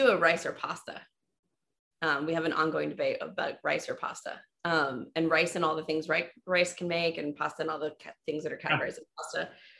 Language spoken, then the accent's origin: English; Germany; Gummy bears. Like, no question. I was raised on them in Germany.